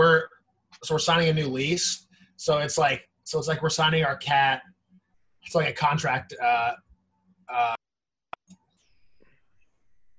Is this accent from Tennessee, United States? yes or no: yes; Nashville, Tennessee, United States; moved away as an adult; also born or lived in Ithaca, New York; now in Brooklyn, United States; I grew up in Nashville, born in Ithaca, but the majority of my life was spent in Nashville.